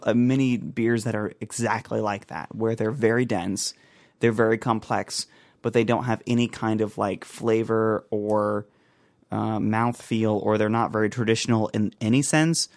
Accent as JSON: {"language": "English", "country": "United States", "said": "I'm from the United States of America"}